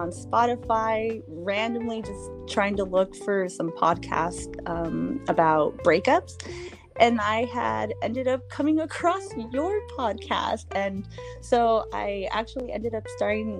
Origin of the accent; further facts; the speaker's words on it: Watsonville, California, United States; I am from Watsonville, California